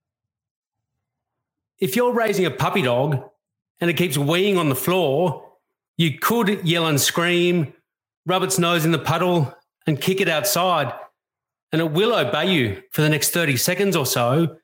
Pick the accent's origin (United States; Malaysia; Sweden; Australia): Australia; I love being an Australian